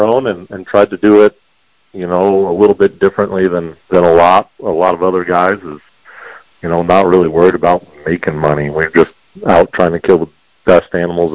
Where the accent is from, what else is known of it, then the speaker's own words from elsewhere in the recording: Prescott, Arizona, United States; also born or lived in Chino Valley, Arizona; I was born and raised here in Prescott, Arizona